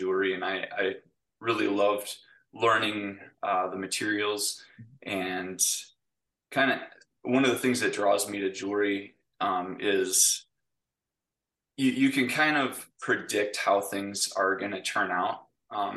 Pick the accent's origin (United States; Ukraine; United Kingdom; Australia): United States; Brodhead, Wisconsin; also born or lived in Hillsboro, Wisconsin; I grew up in Broadhead, Wisconsin, which is a little town just south of Madison